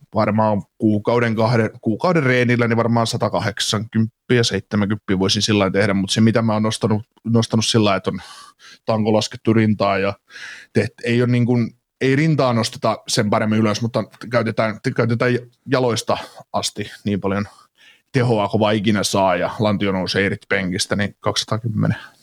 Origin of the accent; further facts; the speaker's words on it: Kaarina, Southwest Finland, Finland; accent: Turku; Miten voi kaarinalainen ihminen puhua turkua?